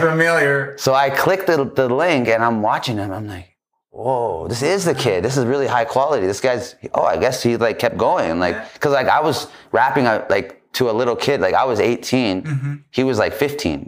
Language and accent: English; Calgary, Alberta, Canada; I grew up in Calgary